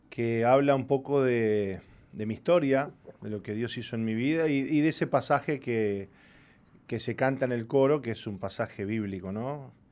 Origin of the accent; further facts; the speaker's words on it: Argentina; born there; Yo nací en Argentina. Este, mi papá es argentino, mi mamá uruguaya.